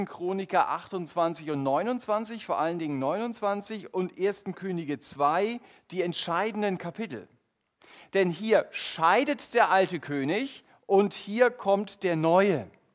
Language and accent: German; Germany; unser Fokus als Deutsche